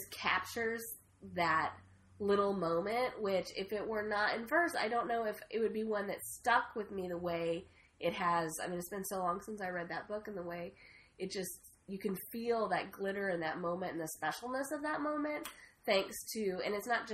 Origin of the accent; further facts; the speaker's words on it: Oregon, United States; when I was 16 and growing up in Oregon